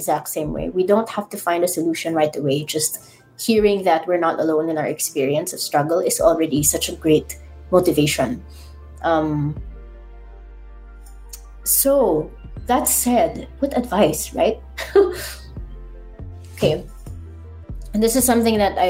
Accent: Ilocos Region, Philippines; I'm in Ilocos

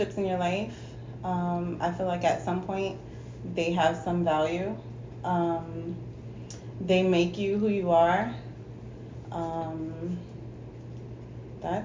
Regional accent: New York, United States

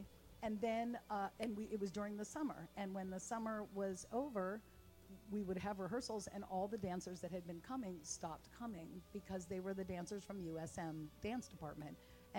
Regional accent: Los Angeles, California, United States; now in Hattiesburg, United States; I grew up in Los Angeles, like, on the Sunset

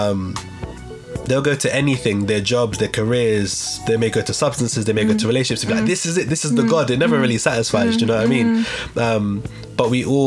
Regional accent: London, United Kingdom; growing up in St. Raffles Estate, that's where I'm from

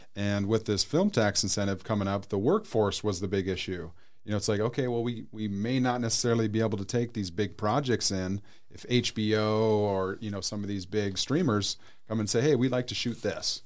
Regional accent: North Dakota, United States; also born or lived in Arizona; now in Peoria, United States; I'm originally from North Dakota

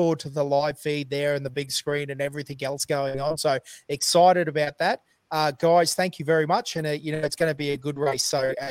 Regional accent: central Queensland, Australia; We're from Queensland, central Queensland even, so we don't even know what snow looks like

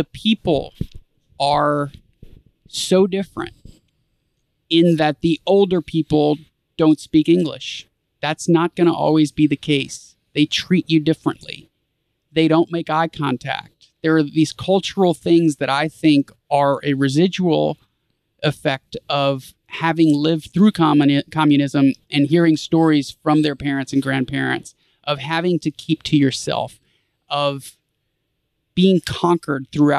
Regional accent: United States; As an American

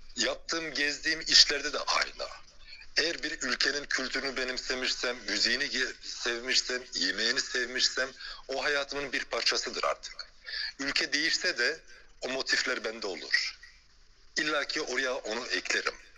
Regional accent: Belgium; moved away as an adult; also born or lived in China / France; now in Istanbul, Turkey; Belçika'da doğdum büyüdüm. Göçmen aile çocuğuyum.

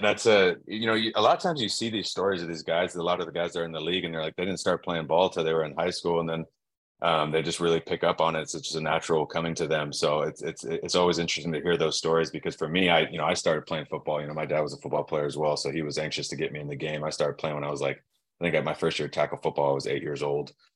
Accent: Dana Point, California, United States; growing up in Dana Point, California

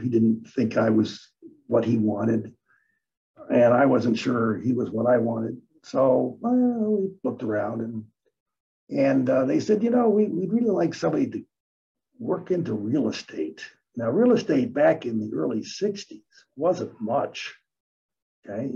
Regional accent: Detroit, Michigan, United States; also born or lived in Newark, New Jersey; moved to Michigan when I was six, and uh, grew up on the east side of Detroit. Um, and I've always hung around here

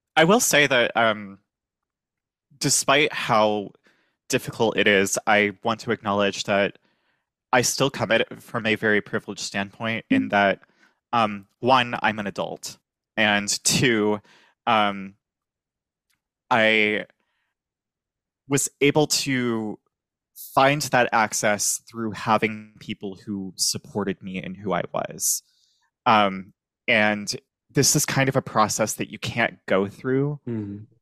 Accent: Virginia, United States; moved away as an adult; now in New Orleans, United States; I'm originally from Virginia.

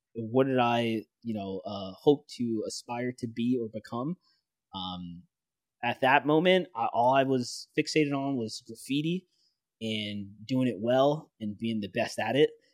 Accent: New York City, New York, United States; growing up in the Bronx, New York City

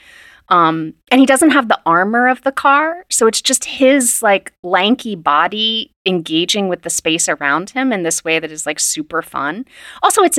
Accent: West Virginia, United States; So I grew up in West Virginia

